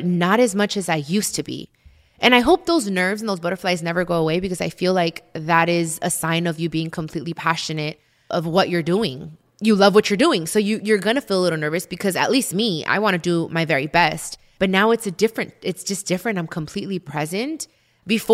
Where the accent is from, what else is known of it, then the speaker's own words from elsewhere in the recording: United States; I'm American and I'm proud to be American, but I'm also very proud to be Mexican